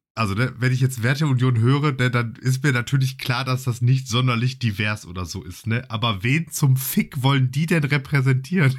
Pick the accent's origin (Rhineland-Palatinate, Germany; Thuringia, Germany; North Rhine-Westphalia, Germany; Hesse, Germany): North Rhine-Westphalia, Germany; Essen; ich bin ja in, in Essen groß geworden